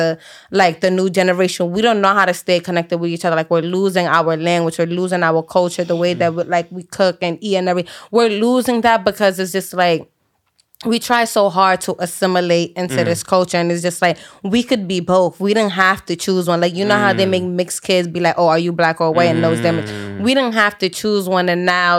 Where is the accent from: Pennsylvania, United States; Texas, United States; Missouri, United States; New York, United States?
New York, United States; New York City; I grew up in Spanish Harlem